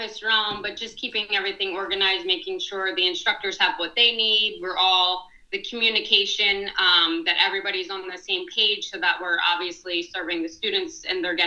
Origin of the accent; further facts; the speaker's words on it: Plymouth Meeting, Pennsylvania, United States; I grew up in Plymouth Meeting